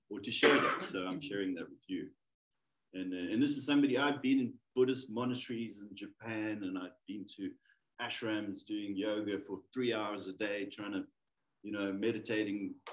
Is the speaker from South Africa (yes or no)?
yes; South Africa; from South